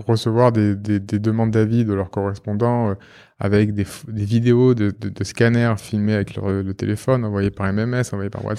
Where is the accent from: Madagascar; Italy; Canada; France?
France; Marseille, Provence-Alpes-Côte d'Azur; je suis marseillais